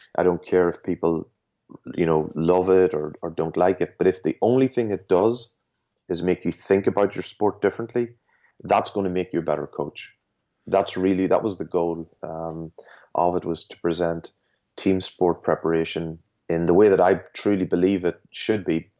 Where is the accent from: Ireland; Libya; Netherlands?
Ireland; I was just growing up in Ireland